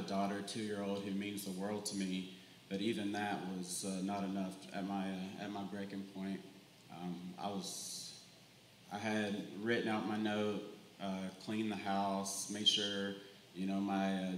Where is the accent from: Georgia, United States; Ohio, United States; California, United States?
Georgia, United States; Villa Rica; now in Cartersville, United States; I'm from Villarica, Georgia